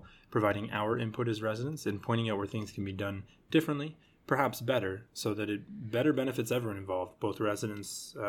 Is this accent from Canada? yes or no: yes; British Columbia, Canada; It's fake fur. Come on. We're from British Columbia.